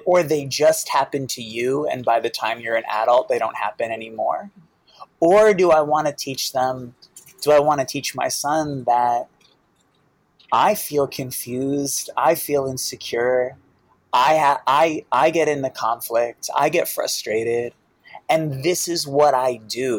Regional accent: Boston, Massachusetts, United States; I grew up in Boston

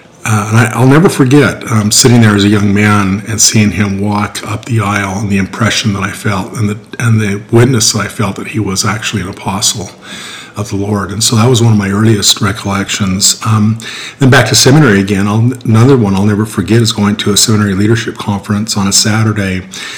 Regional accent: Centerville, Utah, United States; I grew up in Centerville, Utah.

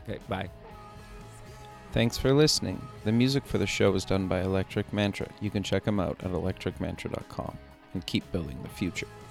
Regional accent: Canada; I grew up in Canada

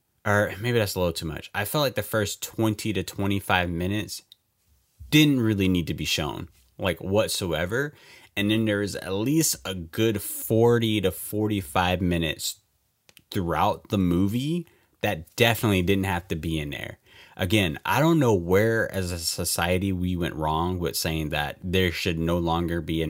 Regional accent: United States; me being an American

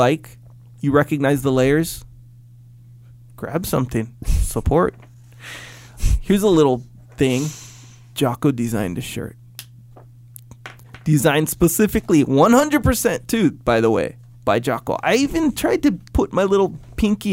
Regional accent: Kauai, Hawaii, United States; I grew up in Kauai

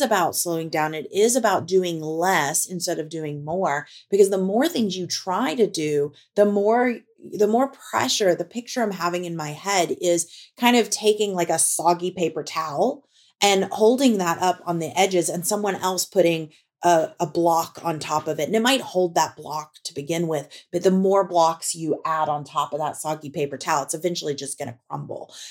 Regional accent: Tornado Alley, United States; moved away; I grew up in Tornado Alley. And we recently moved back to Tornado Alley

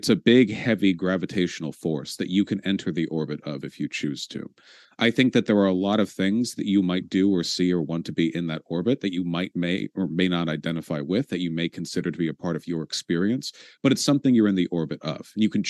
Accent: United States; I'm an American in a purely national sense. I was born here.

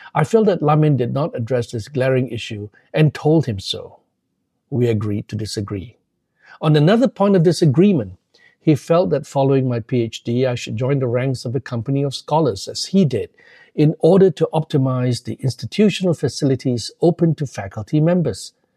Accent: Malaysia; moved away as an adult; also born or lived in London, United Kingdom; growing up in a Methodist family in Muslim majority Malaysia

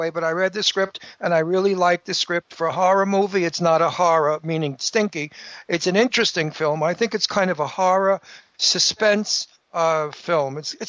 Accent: New York, United States; I'm from New York. I'm back.

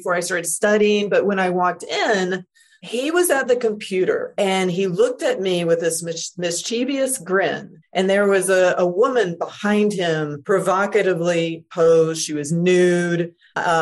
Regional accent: Deep South, United States; even though my family are like progressive Canadians, I was raised in the Deep South.

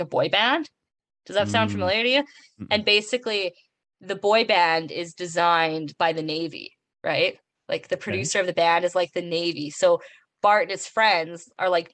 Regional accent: Western Canada, Canada; I'm from the West

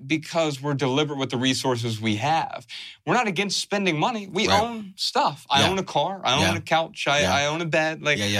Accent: Dayton, Ohio, United States; We're from Dayton, Ohio, right?

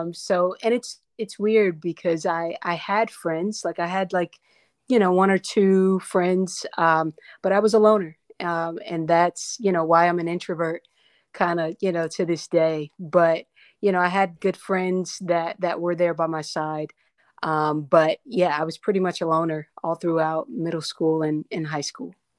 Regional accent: North Carolina, United States; also born or lived in Paterson, New Jersey; I was born in, uh, New, Paterson, New Jersey, uh, and then I was raised in North Carolina

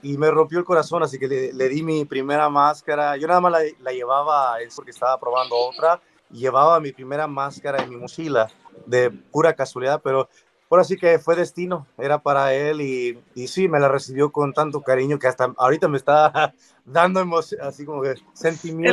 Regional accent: Morelos, Mexico; first language English; Spanish is a second language; moved away as an adult; also born or lived in Cuernavaca, Mexico; now in Chicago, United States; nacido, Ah, y poquito criado en el estado de Morelos

